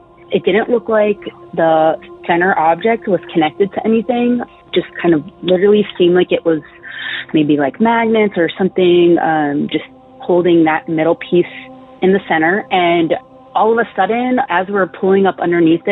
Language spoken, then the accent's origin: English; Greenbelt, Maryland, United States; moved away; I'm originally from Greenbelt. It's in Maryland.